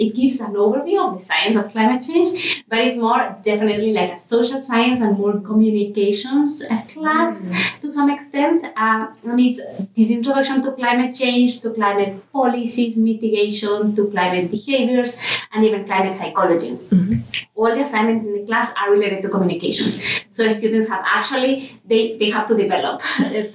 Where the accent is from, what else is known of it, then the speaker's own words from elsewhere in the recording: Ecuador; first language Spanish; English is a second language; moved away as an adult; now in Vancouver, Canada; I am from Ecuador. So my native language is Spanish.